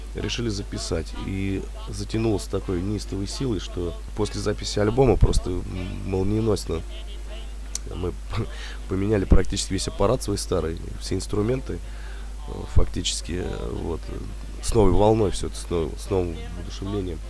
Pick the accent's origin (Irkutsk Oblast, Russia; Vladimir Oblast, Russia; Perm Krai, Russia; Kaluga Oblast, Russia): Vladimir Oblast, Russia; Sobinka; Мы не из Владимира самого, наш город Собинка родной